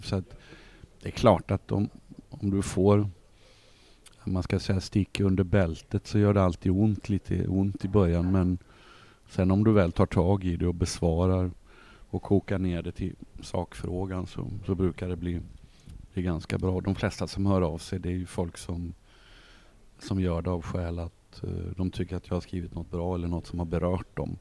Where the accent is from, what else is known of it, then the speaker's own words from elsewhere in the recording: Malmö, Skåne, Sweden; also born or lived in Uppsala / Sundsvall; Så jag bodde där tills jag var nio år. Då flyttade vi till eh, Sundsvall där pappa jobbade ett år. Och, sen landade vi i Malmö våren 1963 och sen dess har jag bott här